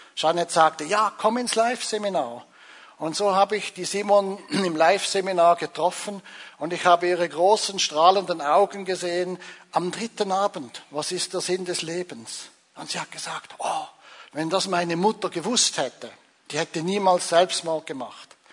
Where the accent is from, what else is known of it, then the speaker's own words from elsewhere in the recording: Zurich, Switzerland; also born or lived in Angola; als Zürcher